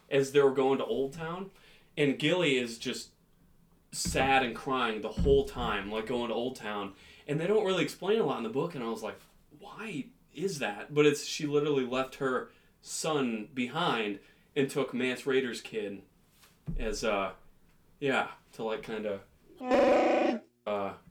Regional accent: United States; Hey, by the way, we're American.

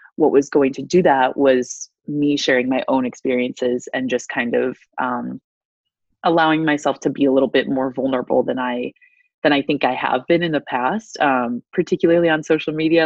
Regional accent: DeWitt, Iowa, United States; moved away as an adult; also born or lived in Tuscaloosa, Alabama; I was born and raised in DeWitt, Iowa, um, which is about 20 minutes north of Davenport

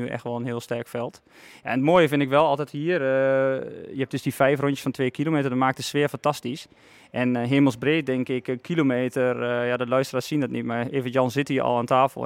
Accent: Netherlands; ik kom oorspronkelijk uit Vassenveld, niet hier van vandaan, ver vandaan

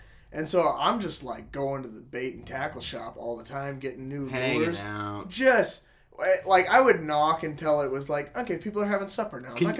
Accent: Star, Idaho, United States; I'm like, Star, Idaho.

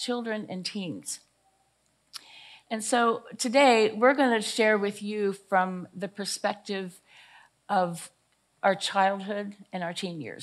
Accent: Greenwood, Delaware, United States; I grew up here in this area of Greenwood, Delaware. This is my hometown

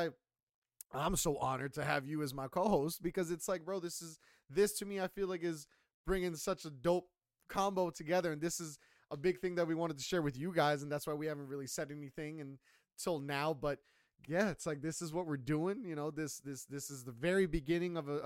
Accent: United States; I'm American, Colombian American.

